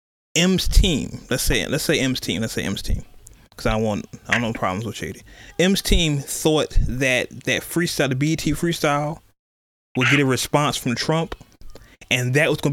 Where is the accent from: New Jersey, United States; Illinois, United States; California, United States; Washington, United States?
California, United States; I'm from California